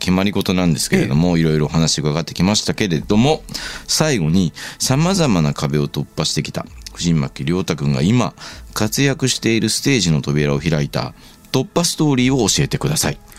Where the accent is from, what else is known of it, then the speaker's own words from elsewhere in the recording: Yamanashi, Japan; ねでも山梨県出身だからね山に行くのは仕方がないです